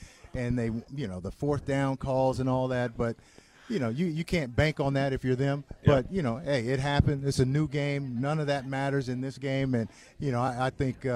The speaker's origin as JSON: {"language": "English", "region": "California", "country": "United States", "said": "I'm from California"}